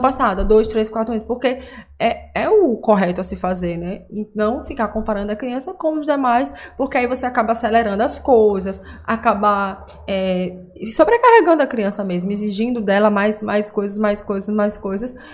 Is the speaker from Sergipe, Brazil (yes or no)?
yes; Aracaju, Sergipe, Brazil; eu sou de Aracaju